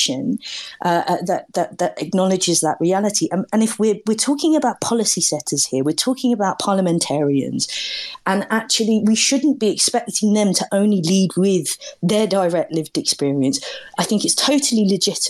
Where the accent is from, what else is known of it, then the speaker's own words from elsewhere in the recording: London, United Kingdom; I grew up in London in the 1980s